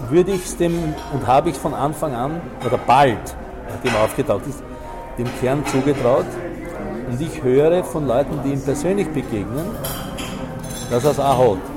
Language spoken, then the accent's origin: German; Croatia; born there; Und das muss man eben kennen, das ist eine Tradition von, von meinem Geburtsort her von, oder vom kroatischen her.